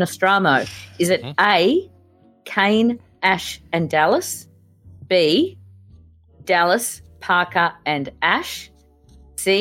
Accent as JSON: {"language": "English", "country": "Australia", "said": "we're Australian"}